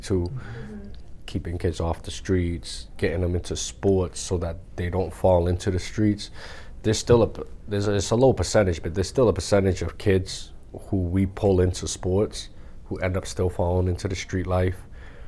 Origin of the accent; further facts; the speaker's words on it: Lynn, Massachusetts, United States; growing up in Lynn, there's a bunch of schools in Lynn